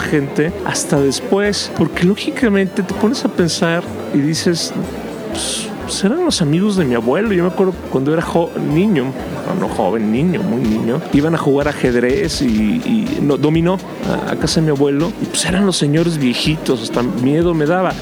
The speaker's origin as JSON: {"language": "Spanish", "country": "Mexico", "said": "somos orgullosamente mexicanos"}